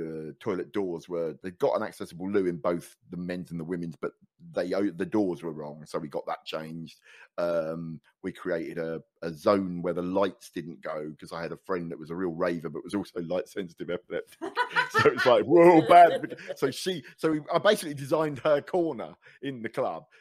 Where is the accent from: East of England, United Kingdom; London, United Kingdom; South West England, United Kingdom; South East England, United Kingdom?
East of England, United Kingdom; Luton; I grew up in Luton